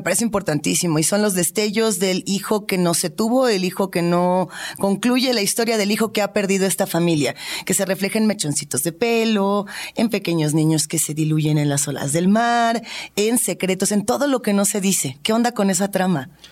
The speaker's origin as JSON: {"language": "Spanish", "country": "Mexico", "said": "siendo nosotros mexicanos"}